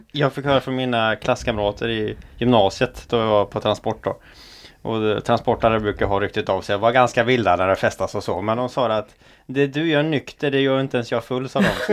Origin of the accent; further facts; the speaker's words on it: Offerdal, Jämtland, Sweden; moved away; hemma i Jämtland, där jag kommer ifrån då. Eh, I socknen Offerdal